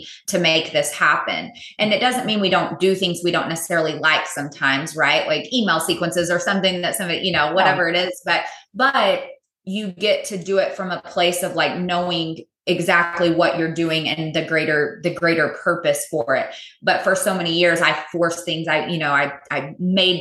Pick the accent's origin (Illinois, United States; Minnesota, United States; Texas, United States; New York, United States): Texas, United States; also born or lived in California; I'm native Texan, born and raised, lived here most of my life.